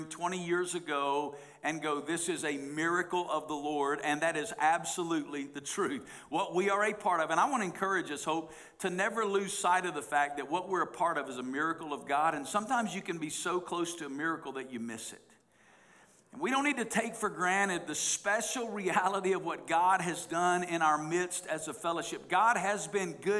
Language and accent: English; the Bible Belt, United States; moved away as an adult; now in Las Vegas, United States; I grew up in the Bible Belt